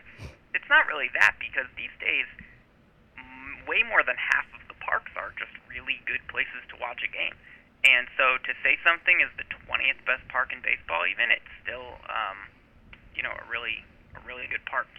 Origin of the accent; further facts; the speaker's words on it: Hartford, Connecticut, United States; I grew up in the Hartford area